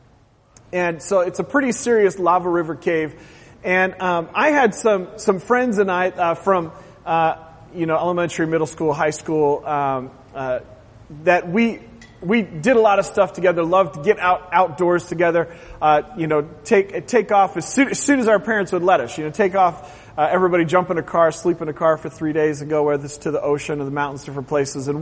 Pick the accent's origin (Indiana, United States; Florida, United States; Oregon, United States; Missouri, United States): Oregon, United States; moved away; I grew up in Oregon